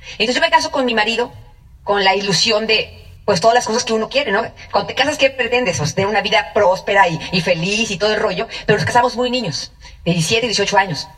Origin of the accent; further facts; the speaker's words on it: Tenancingo, State of Mexico, Mexico; mexicanos a mucha honra, mexicanísimos Y un pueblito que se llama Tenancingo del Estado de México